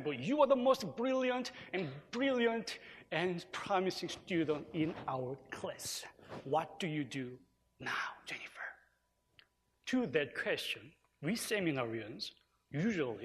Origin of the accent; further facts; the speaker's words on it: South Korea; Korea, my home country